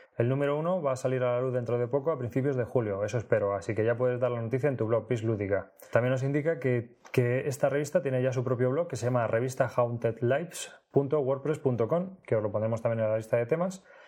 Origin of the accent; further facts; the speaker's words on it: Leganés, Community of Madrid, Spain; now in Alcalá de Henares, Spain; yo he vivido toda la vida en Leganés hasta que me fui a vivir a Alcalá de Henares